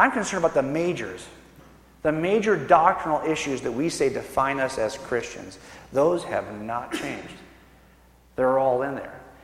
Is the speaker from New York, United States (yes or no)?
no; California, United States; I was born and raised in California